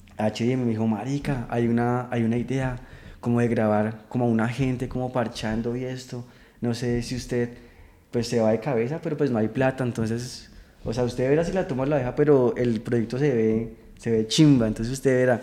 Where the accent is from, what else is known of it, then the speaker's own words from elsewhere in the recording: Chía, Cundinamarca, Colombia; yo soy de, de Chía, que queda al norte de Bogotá. Eh, pues, ahí nací, crecí, estudié de todo.